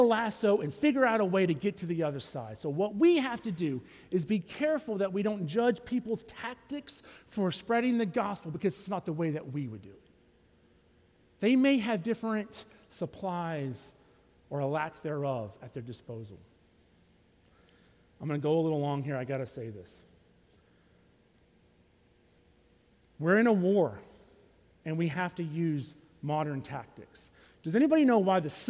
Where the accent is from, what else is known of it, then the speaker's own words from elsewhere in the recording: Alabama, United States; now in Tallahassee, United States; I'm from Alabama.